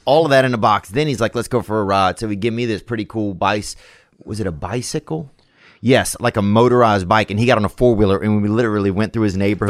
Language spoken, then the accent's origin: English; Louisiana, United States; I grew up in Louisiana